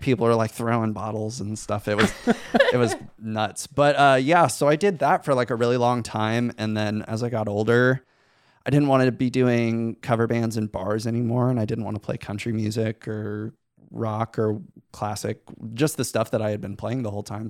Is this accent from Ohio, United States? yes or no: yes; Van Wert, Ohio, United States; I grew up in Van Wert, Ohio